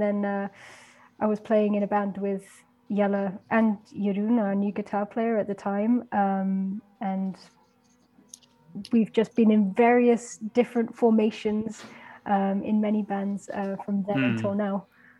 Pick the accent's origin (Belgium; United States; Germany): Belgium; also born or lived in United Kingdom; I am actually British, but I grew up, I did the majority of my growing up in Belgium, in going to a British school.